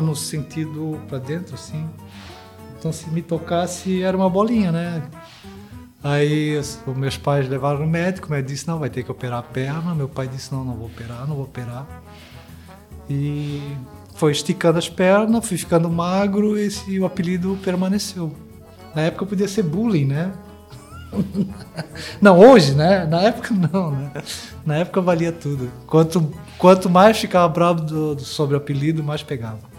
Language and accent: Portuguese; Balneário Camboriú, Santa Catarina, Brazil; also born or lived in Blumenau / Florianópolis; Eu me considero bem balnearense